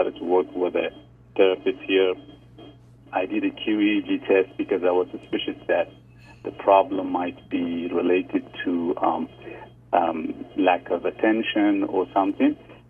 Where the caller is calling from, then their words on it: New Zealand; I'm 37 years old. I'm calling from New Zealand.